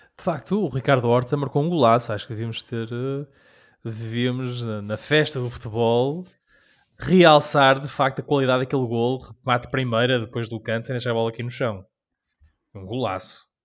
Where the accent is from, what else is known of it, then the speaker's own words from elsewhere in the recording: Rhode Island, United States; na minha terra de nascença há uma, uma cidade, uma vila chamada Newport